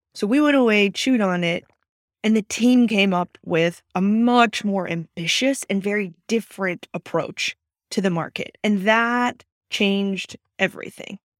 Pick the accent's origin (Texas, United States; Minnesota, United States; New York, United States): Texas, United States; Austin; moved away as an adult; now in Silicon Valley, United States; I grew up in Austin, Texas, and was born and raised there all eighteen